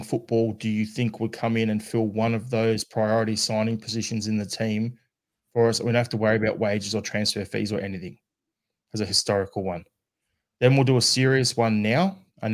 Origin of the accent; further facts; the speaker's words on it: Australia; as an Australian